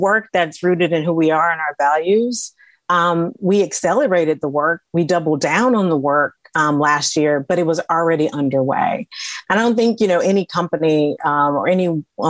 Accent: the South, United States; I grew up in the South

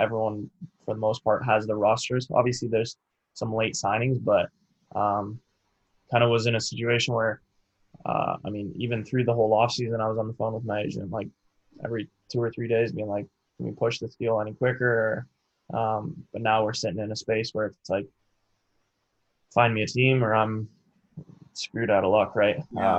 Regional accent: Canada; obviously with me being Canadian, needed to figure out a visa.

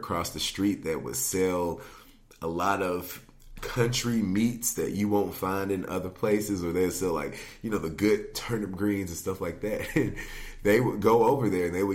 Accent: Gallatin, Tennessee, United States; now in Nashville, United States; I am from Gallatin, Tennessee, originally, which is about 20 minutes north of here

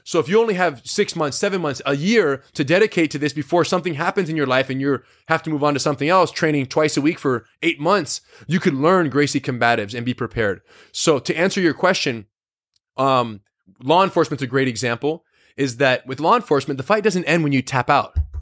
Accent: United States; being American-born

